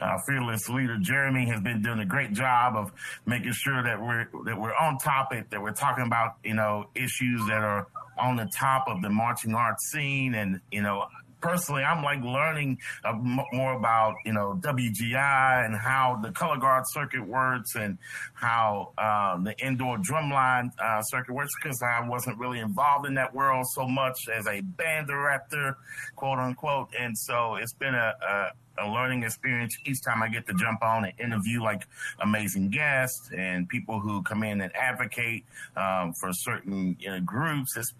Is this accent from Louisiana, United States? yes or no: yes; Shreveport, Louisiana, United States; now in Cullowhee, United States; I'm originally from Shreveport, Louisiana, now residing in Cullowhee, North Carolina.